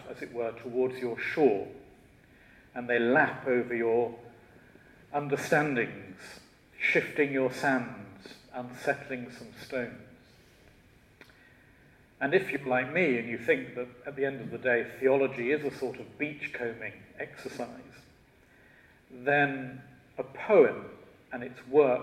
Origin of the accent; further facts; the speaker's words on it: Shropshire, West Midlands, United Kingdom; now in London, United Kingdom; I was originally from Shropshire